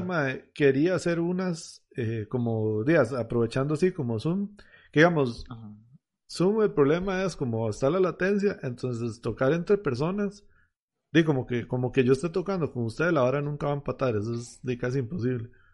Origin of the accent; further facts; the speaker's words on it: Heredia, Costa Rica; yo soy de Heredia